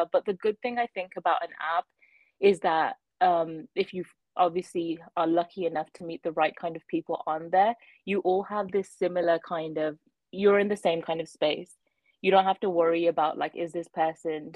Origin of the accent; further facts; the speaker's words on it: Birmingham, West Midlands, United Kingdom; moved away as an adult; also born or lived in London, United Kingdom; now in Ontario, Canada; I'm from Birmingham originally, and that's where like all my family is